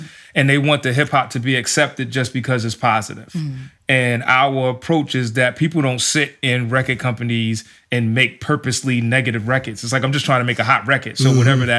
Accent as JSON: {"language": "English", "region": "New York", "country": "United States", "tie": "born or raised there", "said": "I grew up in New York"}